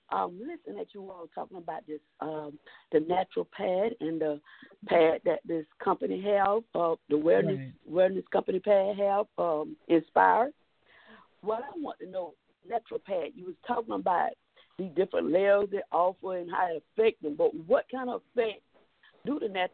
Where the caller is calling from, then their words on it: Kissimmee, Florida, United States; I'm calling from Kissimmee, Florida.